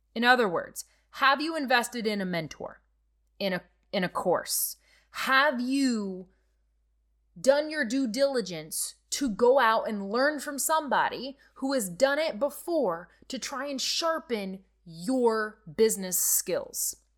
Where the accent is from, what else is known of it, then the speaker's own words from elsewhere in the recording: Nebraska, United States; I'm from Nebraska, okay? There's lots of farming happening around me